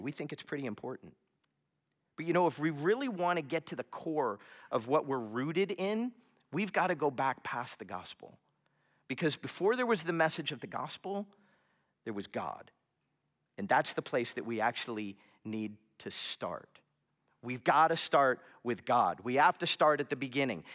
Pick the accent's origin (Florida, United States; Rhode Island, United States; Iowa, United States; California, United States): Florida, United States; South; moved away; I grew up in South Florida